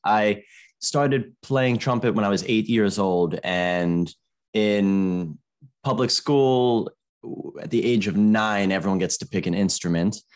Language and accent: English; Maryland, United States; growing up in America